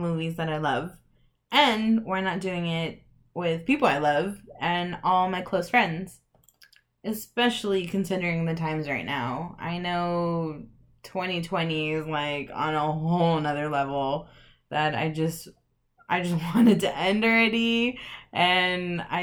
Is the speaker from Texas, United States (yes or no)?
yes; El Paso, Texas, United States; moved away as an adult; now in Midland, United States; I am from El Paso, Texas, so shout out to the 915.